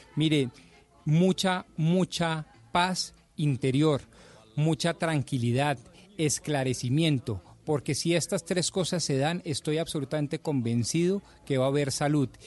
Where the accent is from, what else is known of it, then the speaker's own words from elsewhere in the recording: Colombia; como buen eh, colombiano